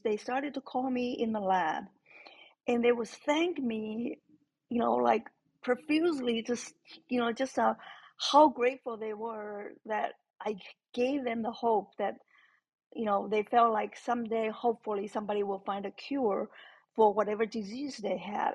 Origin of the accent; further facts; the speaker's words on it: Taiwan; moved away as an adult; I grew up in Taiwan, so our education system is very different from here.